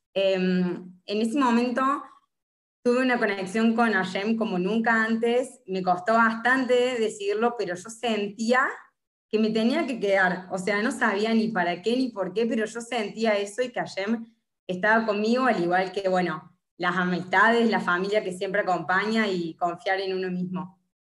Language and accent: Spanish; Córdoba, Argentina; moved away as an adult; now in Buenos Aires, Argentina; soy de Córdoba